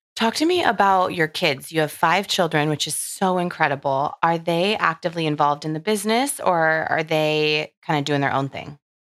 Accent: Southern California, United States; I'm from Southern California

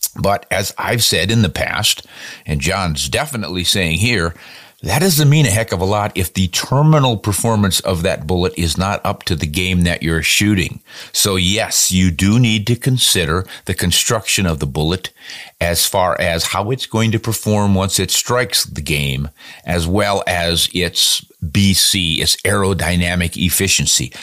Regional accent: United States

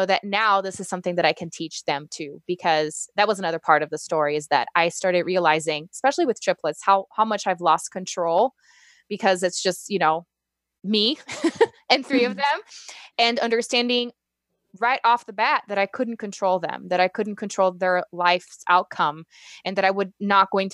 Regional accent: Brazil; English is a second language; moved away; I'm originally from Brazil

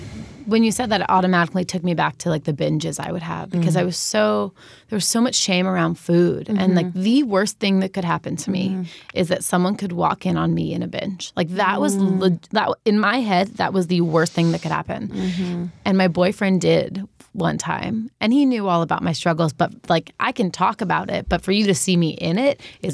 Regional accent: New York, United States; So I grew up in New York, so it was, like, bagels and pizza and fast food.

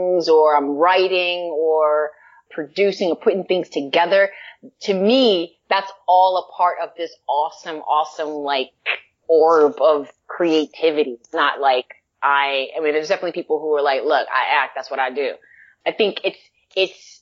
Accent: New York City, New York, United States; moved away as an adult; now in Los Angeles, United States; I grew up not far from Yankee Stadium

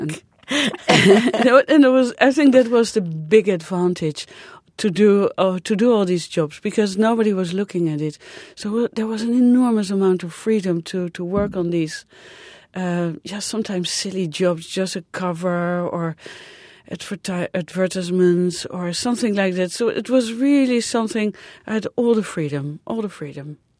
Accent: Netherlands; moved away; I'm from the Netherlands, which is a small country

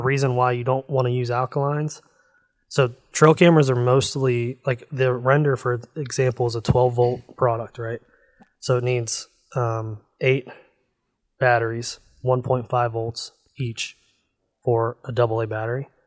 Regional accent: Northeast Ohio, United States; I grew up in Northeast Ohio, and I'm so close to Pennsylvania that, like, my, the elementary school that I went to is actually in Pennsylvania.

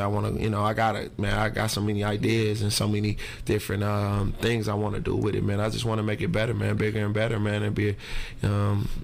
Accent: Detroit, Michigan, United States; I grew up on Harper and Connors

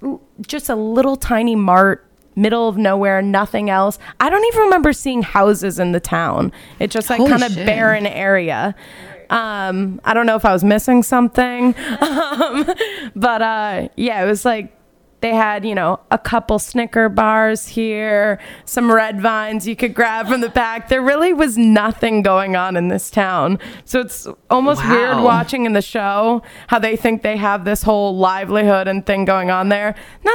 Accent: West Coast, United States; growing up on the West Coast, I never went to the big Northeast camps

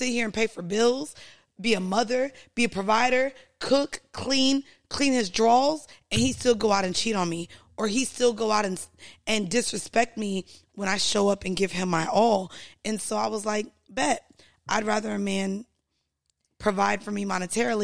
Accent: Florida, United States; I grew up driving in Florida

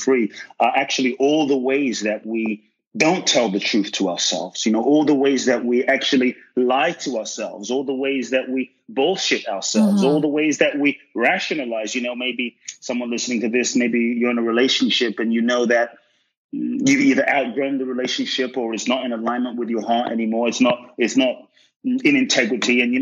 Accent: London, United Kingdom; moved away; also born or lived in West Africa; growing up in London

